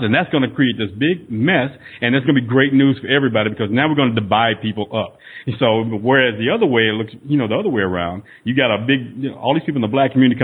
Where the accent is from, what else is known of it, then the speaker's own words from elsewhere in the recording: Northeast Texas, United States; I was raised in Northeast Texas